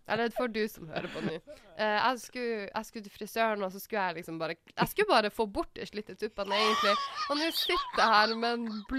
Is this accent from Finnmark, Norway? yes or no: yes; Alta, Finnmark, Norway; moved away; Jeg er tross alt fra Alta, så jeg har ikke så mye byjente i meg, da.